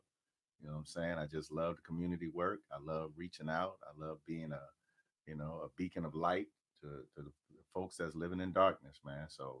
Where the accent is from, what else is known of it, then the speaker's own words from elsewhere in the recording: Joliet, Illinois, United States; now in Seattle, United States; I am originally from Joliet, Illinois, man.